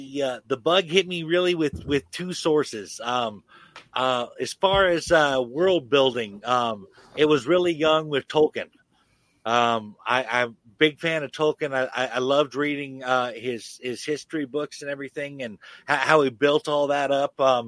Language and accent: English; Chico, California, United States; Well, I grew up in Chico, California.